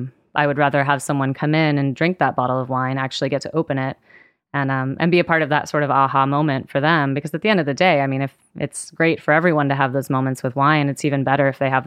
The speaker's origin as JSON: {"language": "English", "region": "West Coast", "country": "United States", "tie": "born or raised there", "said": "My family is down in New Orleans and, you know, I grew up on the West Coast."}